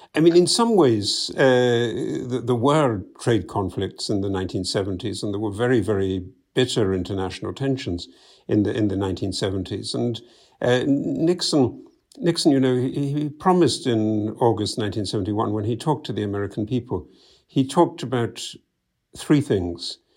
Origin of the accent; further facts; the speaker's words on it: United Kingdom; moved away; you can tell by my accent, I'm originally from the U K